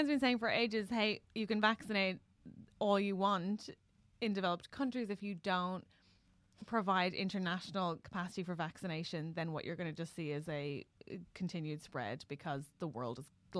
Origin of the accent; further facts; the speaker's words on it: Ireland; first language English; I'm able to speak Irish